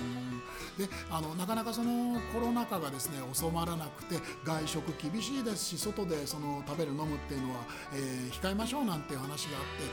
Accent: Koto, Tokyo, Japan; 僕その下町の生まれ育ちで、えー、江ですけれど、はい、えー、江東区の区民

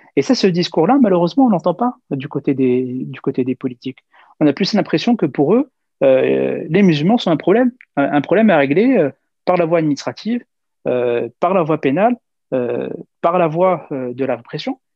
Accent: France; en France, on a euh, pleinement notre, notre place, euh, euh, puisqu'on est français

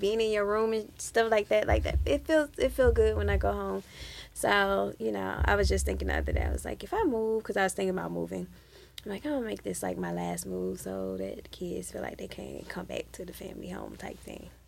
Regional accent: Atlanta, Georgia, United States; I grew up here in Atlanta

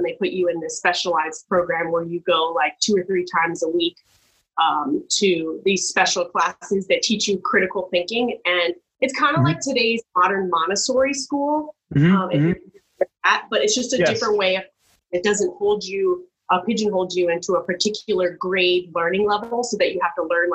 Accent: Miami, Florida, United States; moved away as an adult; born and raised in Miami.

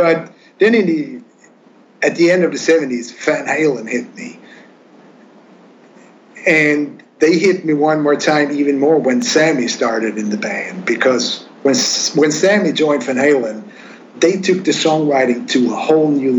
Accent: Sweden; English is a second language; now in Stockholm, Sweden; I'm going back to my hometown next month, and I'm going to play at the biggest rock club in town

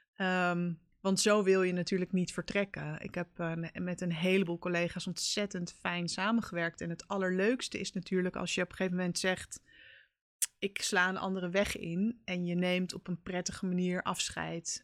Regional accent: Haarlem, North Holland, Netherlands; also born or lived in Amsterdam; Ik ben eh, geboren en getogen in Haarlem

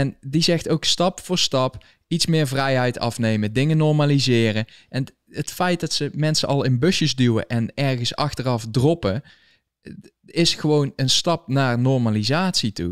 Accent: Valkenswaard, North Brabant, Netherlands; moved away as an adult; now in United States; ik kom uit Valkenswaard, o, o, origineel

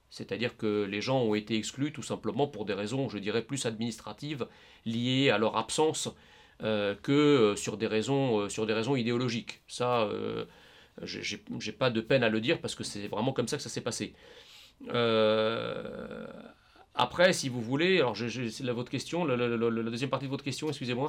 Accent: France; nous voulons continuer de vivre en tant que Français en France.

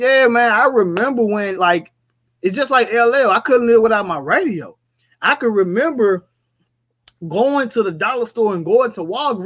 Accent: Memphis, Tennessee, United States; I'm from Memphis

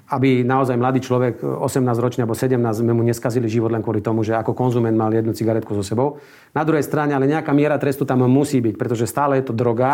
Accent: Slovakia

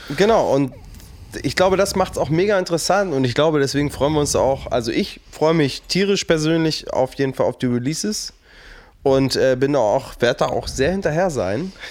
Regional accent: Burgdorf, Lower Saxony, Germany; ich komme aus Burgdorf, das liegt so zwischen Celle und Hannover

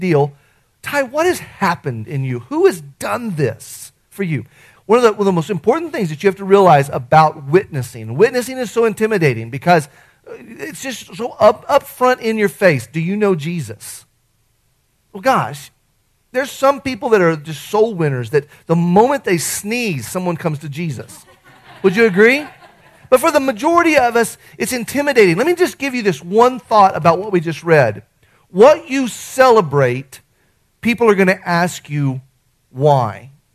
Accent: Artesia, United States; the kid I grew up with in Artesia

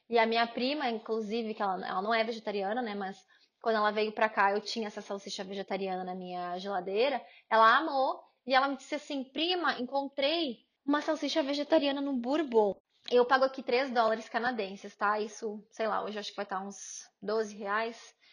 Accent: Paraná, Brazil; now in United Kingdom; Eu também vim do Paraná

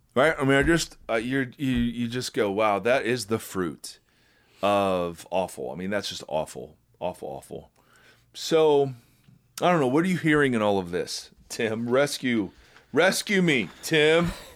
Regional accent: Ohio, United States; I'm white and I'm from Ohio.

